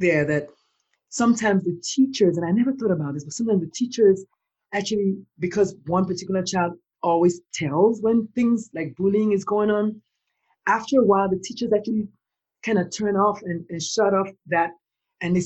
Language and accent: English; Nigeria; I'm Black, I'm Nigerian, and I come from a country where the conversation about mental illness, first of all, is like non-existent